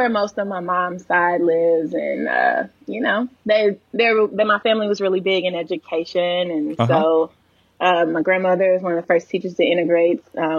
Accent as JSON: {"language": "English", "town": "Pine Bluff", "region": "Arkansas", "country": "United States", "tie": "born or raised there", "moved": "yes"}